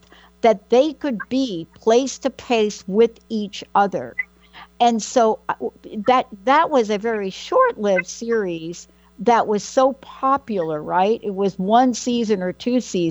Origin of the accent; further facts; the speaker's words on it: New York, United States; I'm from New York